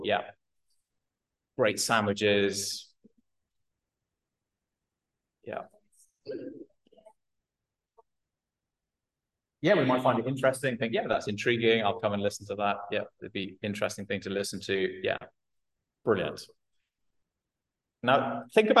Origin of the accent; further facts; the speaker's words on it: United Kingdom; I'm British